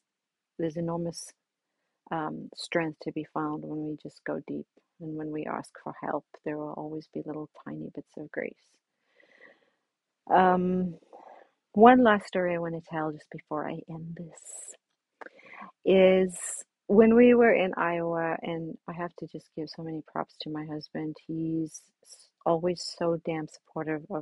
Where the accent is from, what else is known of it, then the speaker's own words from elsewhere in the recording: South Africa; as a little girl growing up in South Africa on a beach